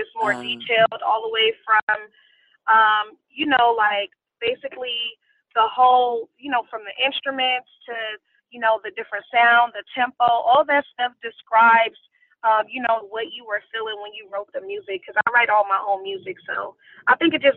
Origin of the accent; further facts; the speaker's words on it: California, United States; moved away as an adult; also born or lived in Atlanta, Georgia / Los Angeles; I was born and raised in California